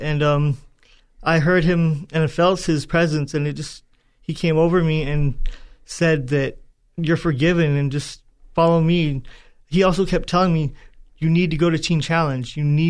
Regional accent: Tracy, California, United States; also born or lived in Manteca; So I was born in San Joaquin County, up in Northern California, in Manteca.

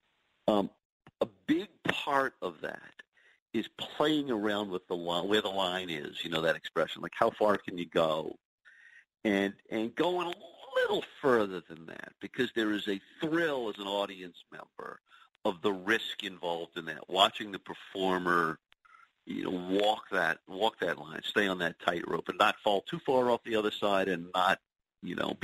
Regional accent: New Orleans, Louisiana, United States; now in New York, United States; I grew up in New Orleans

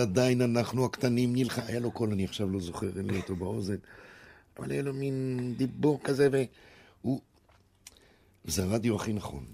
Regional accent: Israel; also born or lived in Brazil; אני ישראלי, באמת, ואני מרגיש ישראלי, וזה הבית שלי

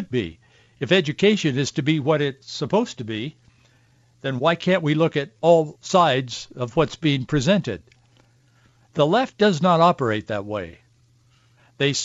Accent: Yakima, Washington, United States; moved away as an adult; He and I were born and raised in Yakima, Marjorie and I moved after we got married

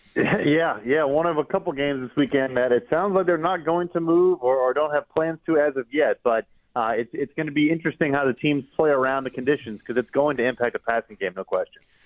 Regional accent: Chicago, Illinois, United States; I'm from Chicago. I'm a Bears fan

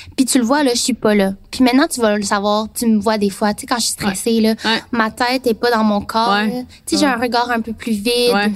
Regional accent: near Trois-Rivières, Quebec, Canada; also born or lived in Taiwan / Saint-Jean-sur-Richelieu; mais pas Trois-Rivières, dans un petit village

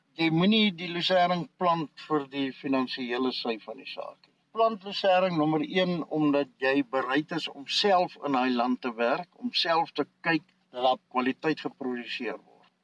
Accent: South Africa; also born or lived in Potchefstroom district, North West; now in Potchefstroom, South Africa; ek het in die Karoo groot geword tussen Hollison en Vryseburg. Dis so in die middel tussen Kalvinia en Beaufort West

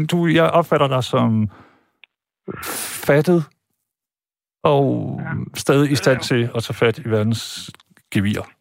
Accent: Jutland, Denmark; now in Zealand, Denmark; jeg er jo jyde rigtigt, men så er jeg kommet herover og blevet affekteret og altså, taler sjællandsk

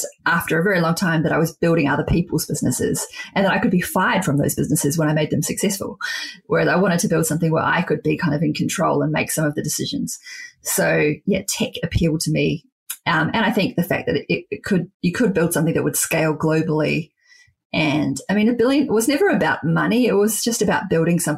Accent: Wellington, New Zealand; my hometown of Wellington

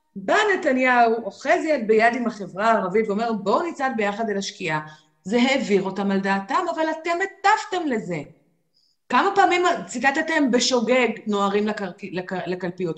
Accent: Israel; כשגדלנו פה בגיל 20 ואפילו 30

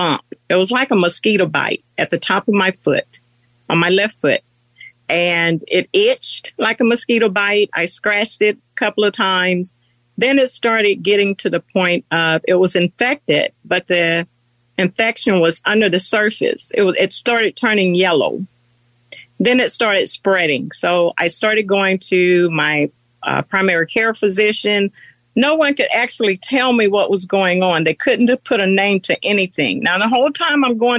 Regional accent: the South, United States; moved away as an adult; now in Maryland, United States; I'm from the South

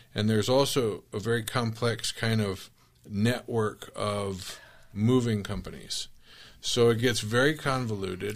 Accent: Tempe, Arizona, United States; I grew up in Tempe

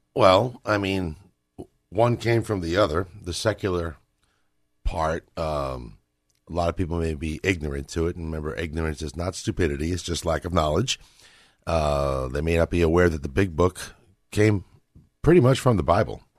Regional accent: Northeast, United States; I come from the Northeast

